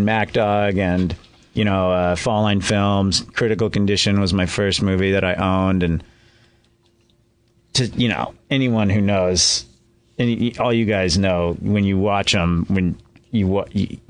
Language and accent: English; Alaska, United States; I grew up in Alaska